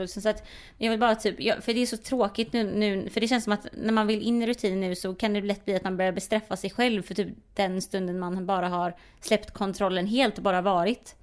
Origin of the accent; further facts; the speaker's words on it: Sweden; jag är svensk